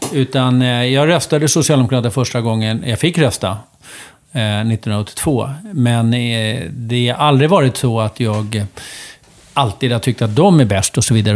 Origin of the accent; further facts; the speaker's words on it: Uppsala, Uppsala County, Sweden; på sjukhuset i Uppsala. Akademiska sjukhuset i Uppsala 1962